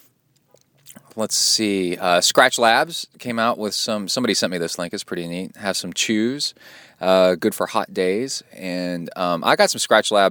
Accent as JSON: {"language": "English", "town": "The Woodlands", "region": "Texas", "country": "United States", "tie": "born or raised there", "said": "I grew up in the Woodlands"}